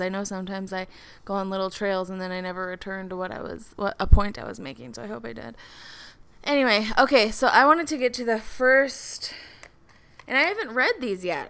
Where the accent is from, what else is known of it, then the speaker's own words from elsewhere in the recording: Minneapolis, Minnesota, United States; I'm from the Minneapolis area